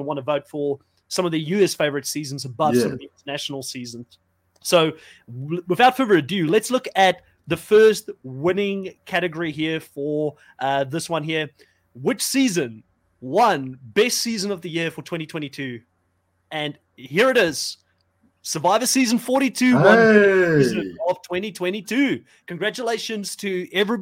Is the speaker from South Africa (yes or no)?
yes; South Africa; moved away; I'm from South Africa originally